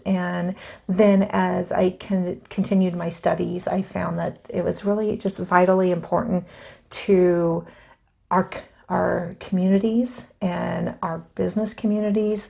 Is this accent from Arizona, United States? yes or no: yes; Arizona, United States; moved away as an adult; now in Idaho, United States; I am a native Arizonan, and I was born in Arizona and have been in Idaho for about 14 years